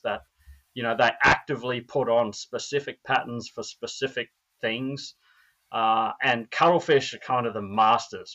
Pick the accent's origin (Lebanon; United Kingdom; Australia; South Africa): Australia; now in Minnesota, United States; I'm Australian.